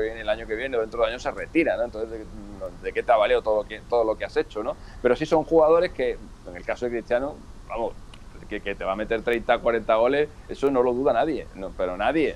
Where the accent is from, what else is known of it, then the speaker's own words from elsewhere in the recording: Badajoz, Extremadura, Spain; yo que soy de Badajoz vivo a seis minutos de Portugal